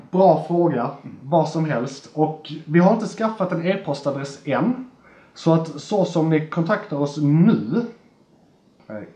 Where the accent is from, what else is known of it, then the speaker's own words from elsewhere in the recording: Skåne, Sweden; Alltså, å, jag, som skåning